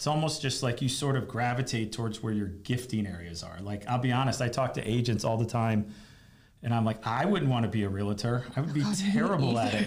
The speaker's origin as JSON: {"language": "English", "town": "Fort Lauderdale", "region": "Florida", "country": "United States", "tie": "born or raised there", "moved": "yes", "said": "I grew up in Fort Lauderdale"}